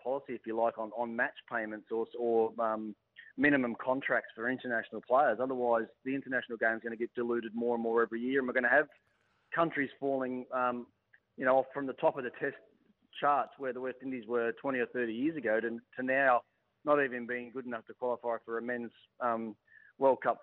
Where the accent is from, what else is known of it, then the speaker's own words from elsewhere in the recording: Tasmania, Australia; moved away; my home state